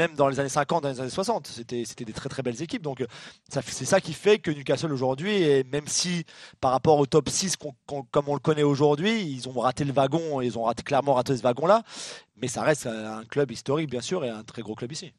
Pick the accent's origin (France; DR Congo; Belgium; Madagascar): France; chez nous en France